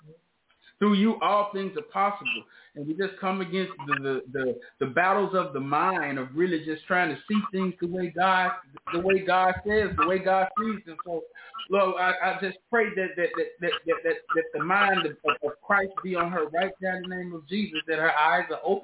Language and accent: English; Memphis, Tennessee, United States; I'm from the South. I grew up in Memphis.